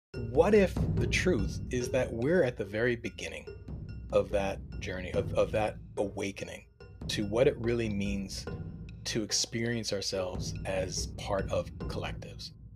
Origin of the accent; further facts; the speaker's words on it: Delaware, United States; also born or lived in Ithaca, New York; I was born in Ithaca, upstate New York, which was very, uh, progressive, uh, from six to eighteen, I lived in the suburbs in, in Delaware